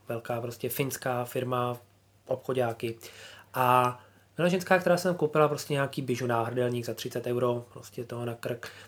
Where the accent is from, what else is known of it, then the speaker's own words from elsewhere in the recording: Czechia; moved away as an adult; now in Finland; cítím, jako, že jsem Čechem, že jsem hrdý na to a říkám, hele, jsem z Čech prostě a, a my v Čechách tohle děláme